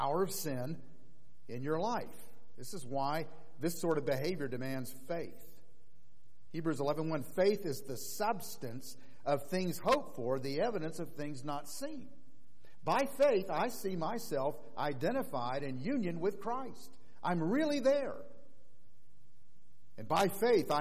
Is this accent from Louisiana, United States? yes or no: no; Orlando, Florida, United States; Orlando, my hometown